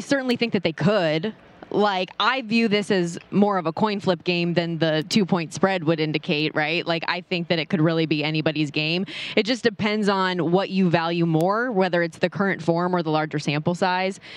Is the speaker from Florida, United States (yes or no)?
no; Las Vegas, Nevada, United States; I born and raised